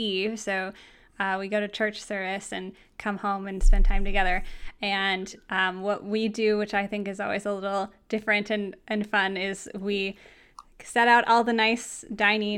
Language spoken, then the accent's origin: English; Iowa, United States; moved away as an adult; now in Minnesota, United States; I just moved back to Minnesota, but I grew up in Iowa